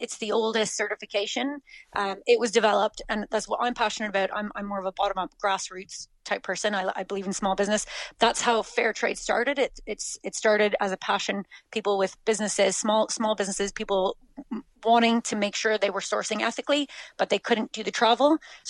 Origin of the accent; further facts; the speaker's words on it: Canada; moved away as an adult; now in Clonakilty, Ireland; Canada originally, yeah. We've been in West Cork, been in Clonakilty for 12 years now.